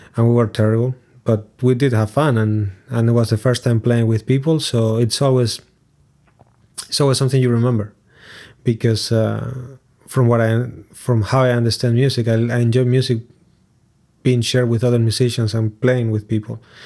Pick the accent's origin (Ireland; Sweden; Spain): Spain; Lugo, Galicia; English is a second language; moved away as an adult; also born or lived in Montevideo, Uruguay; Growing up in Lugo, it's a city in Galicia, which is the northwest of Spain